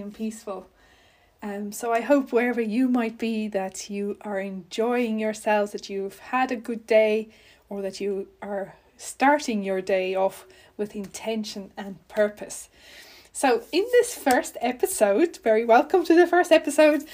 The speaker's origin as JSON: {"language": "English", "region": "North West", "country": "South Africa", "tie": "born or raised there", "said": "I was raised in South Africa, an only child in a very ordinary household. And I spent most of my growing up years in the Northwest Province"}